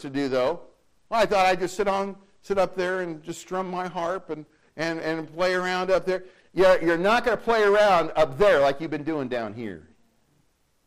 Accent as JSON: {"language": "English", "country": "United States", "said": "I'm an American"}